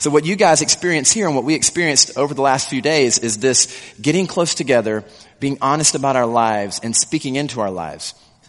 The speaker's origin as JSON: {"language": "English", "region": "South Carolina", "country": "United States", "tie": "born or raised there", "said": "I grew up in South Carolina. And so I talked to a few people, and I think the accent that I used to have has gone away somewhat."}